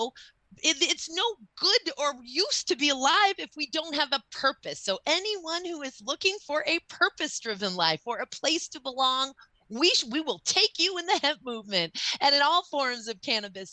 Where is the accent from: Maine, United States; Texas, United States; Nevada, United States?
Maine, United States; my home state of Maine